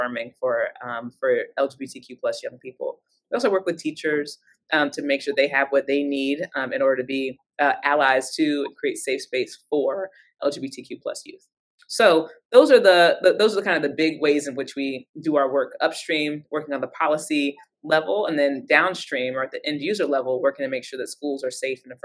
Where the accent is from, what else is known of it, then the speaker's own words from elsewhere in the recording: Cincinnati, Ohio, United States; I come from Cincinnati, Ohio